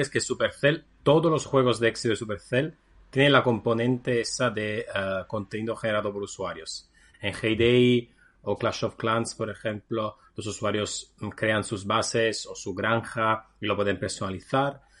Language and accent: Spanish; Naples, Campania, Italy; como soy de Nápoles